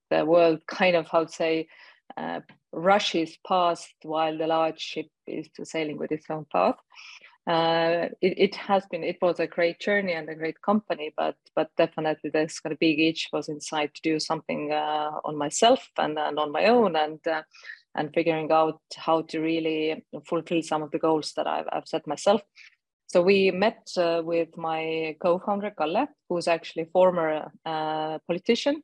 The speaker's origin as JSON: {"language": "English", "country": "Estonia", "said": "I'm originating from Estonia. I'm living in Estonia"}